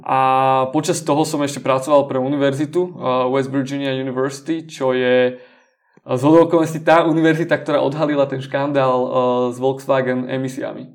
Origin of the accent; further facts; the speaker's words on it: Slovakia; also born or lived in Denmark / United States; som odišiel zo Slovenska do Dánska študovať